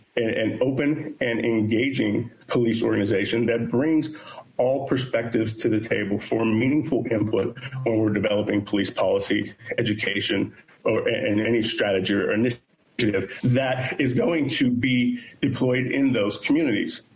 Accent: Pittsburgh, Pennsylvania, United States; born and raised in Pittsburgh, Pennsylvania

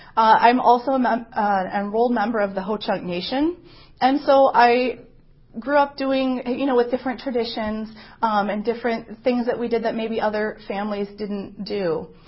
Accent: Madison, Wisconsin, United States; I was born and raised here in Madison.

